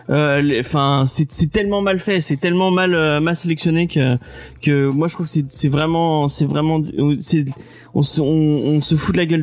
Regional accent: France; bah oui, bah on aime bien râler, on est français hein, quand même.

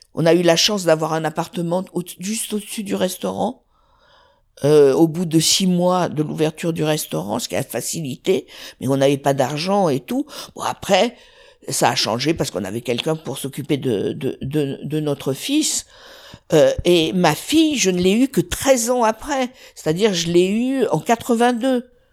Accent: south of France, France; je suis originaire du sud

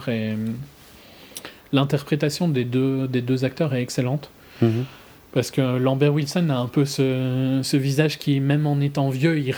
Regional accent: France; je sais pas si c'est parce qu'on est français, francophone, qu'on connaît tous Cousteau

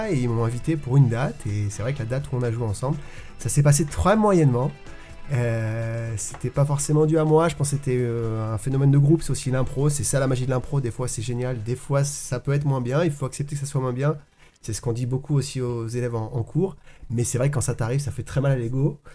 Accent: Antibes, Provence-Alpes-Côte d'Azur, France; Antibois, on est obligé de dire c'est à côté de Cannes.

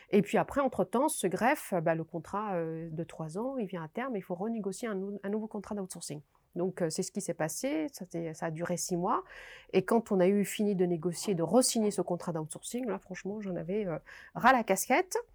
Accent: Morocco; also born or lived in Paris; now in Belgium; Et donc j'arrive en Belgique, je suis marocaine

